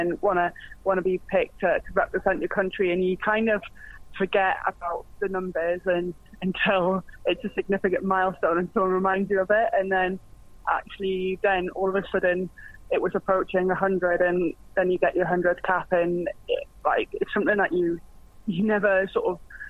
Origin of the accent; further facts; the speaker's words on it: Newcastle upon Tyne, North East England, United Kingdom; I'm from Newcastle, where rugby at that time wasn't really a known sport